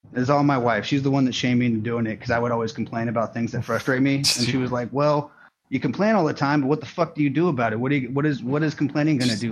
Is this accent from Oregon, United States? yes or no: yes; Portland, Oregon, United States; I grew up in Portland, Oregon